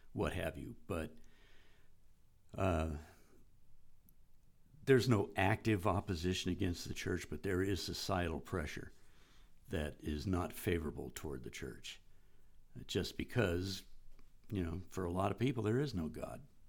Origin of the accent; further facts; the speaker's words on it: United States; I'm an American that grew up in that culture